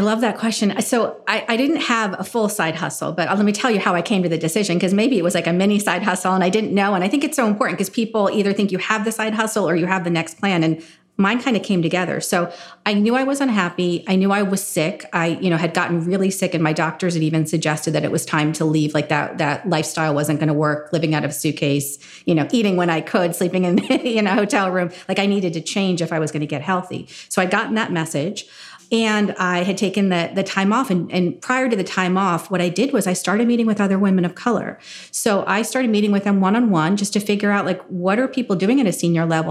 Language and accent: English; New Jersey, United States; growing up in New Jersey in a very white town, so I grew up in farm country